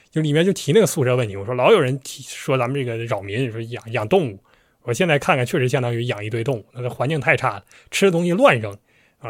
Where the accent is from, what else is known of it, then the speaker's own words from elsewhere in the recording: Northeast China, China; accent: Northeastern; 咱一直按我们东北话